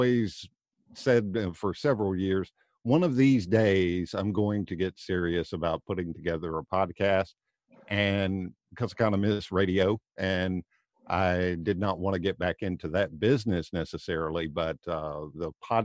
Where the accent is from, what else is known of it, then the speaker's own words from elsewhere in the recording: Tennessee, United States; moved away as an adult; now in Florida, United States; I'm originally from Tennessee, now living in Florida